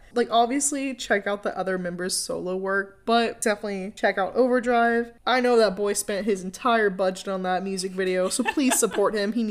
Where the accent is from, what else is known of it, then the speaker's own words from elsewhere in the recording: United States; But these are moments that also make me proud to be an American.